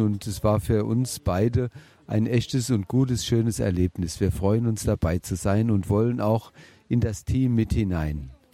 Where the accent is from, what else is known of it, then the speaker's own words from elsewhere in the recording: Bingen am Rhein, Rhineland-Palatinate, Germany; Ich bin ja in Bingen im heiliggeist Krankenhaus geboren